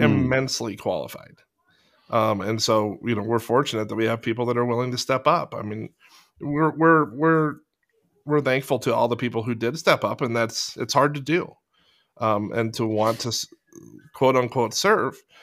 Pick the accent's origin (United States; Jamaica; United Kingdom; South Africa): United States; Fallbrook, California; I'm from Fallbrook.